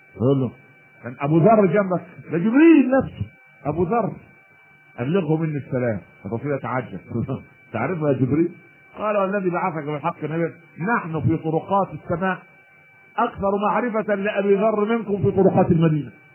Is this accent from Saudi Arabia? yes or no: no; Egypt; عندنا في مصر